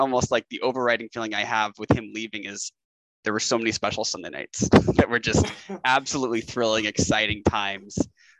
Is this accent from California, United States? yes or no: no; Portland, Oregon, United States; I grew up in Portland.